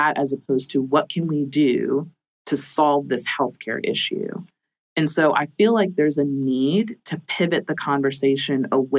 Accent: Jamaica; See, I'm a Jamaican, like Jamaican culture.

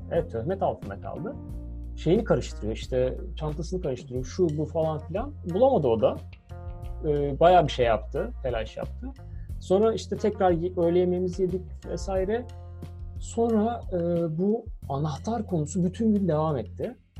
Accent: Turkey; Nerelisin o zaman dedi işte. Türk dedim

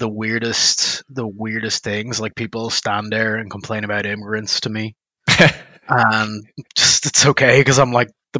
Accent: Dublin, Leinster, Ireland; now in Oklahoma, United States; North Dublin the whole time.

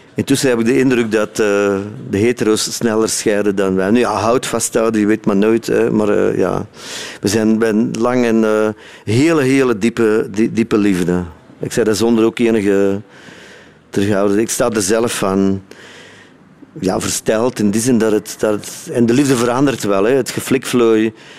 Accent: Sint-Niklaas, Flanders, Belgium; moved away as an adult; now in South Africa; Kleine stad, hè? Sint-Niklaas

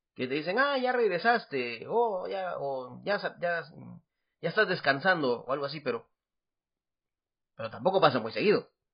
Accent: Guatemala; now in Taiwan; yo soy … de Guatemala

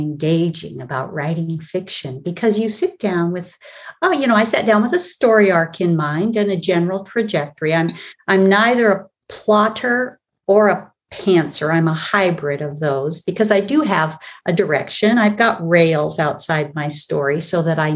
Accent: Olympic Peninsula, Washington, United States; I was raised on the Olympic Peninsula in Northwest Washington State

